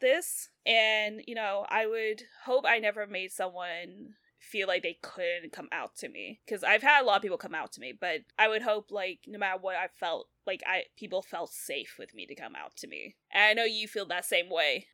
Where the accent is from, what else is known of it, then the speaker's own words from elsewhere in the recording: the South, United States; we grew up in the South